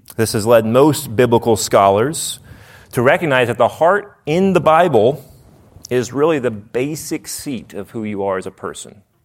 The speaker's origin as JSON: {"language": "English", "town": "Nashville", "region": "Tennessee", "country": "United States", "said": "I'm from Nashville, and if someone doesn't realize that they're dumb, we say, \"Bless their heart.\""}